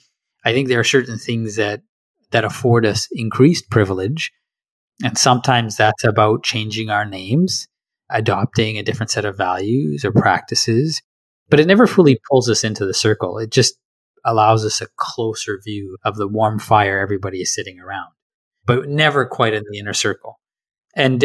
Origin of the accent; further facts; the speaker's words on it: Canada; accent: Canadian; I am Canadian. I am Canadian through and through.